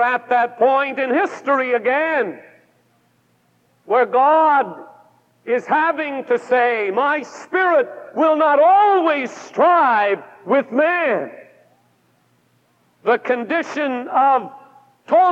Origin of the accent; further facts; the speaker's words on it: Pacific Northwest, United States; I come from the Pacific Northwest